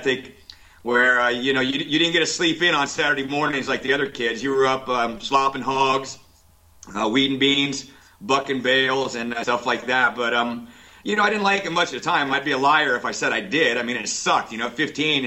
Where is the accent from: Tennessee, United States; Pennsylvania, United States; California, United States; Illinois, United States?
Illinois, United States; Cuba; moved away as an adult; also born or lived in New Orleans; I grew up in a little tiny town called Cuba, Illinois, about 1,400 people out in the middle of nowhere, pretty rural area